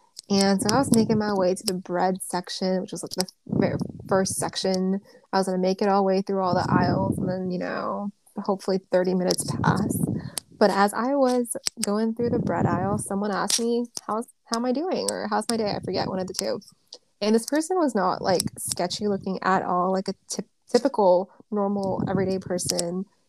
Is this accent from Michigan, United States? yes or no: no; California, United States; I'm from SoCal.